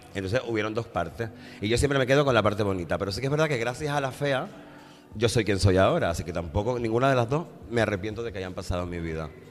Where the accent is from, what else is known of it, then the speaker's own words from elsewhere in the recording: Tenerife, Canary Islands, Spain; moved away as an adult; yo soy de Tenerife, yo soy de Canarias